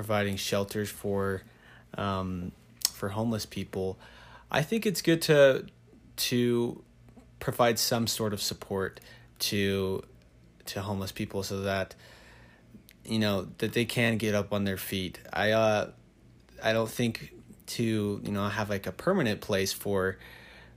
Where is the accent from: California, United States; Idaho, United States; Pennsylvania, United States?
Idaho, United States; Rexburg; also born or lived in Mexico; I grew up here in Rexburg, Idaho, and I just graduated from BYU Idaho in July